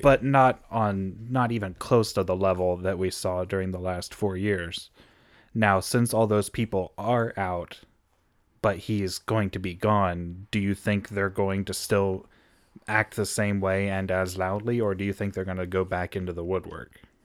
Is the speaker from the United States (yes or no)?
yes; United States; as an American